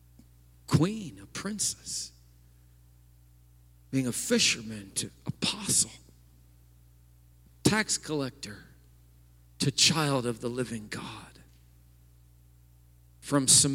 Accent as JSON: {"language": "English", "town": "East Peoria", "region": "Illinois", "country": "United States", "tie": "born or raised there", "said": "I grew up in East Peoria, and as a boy, we went over that bridge all the time on our way to Peoria."}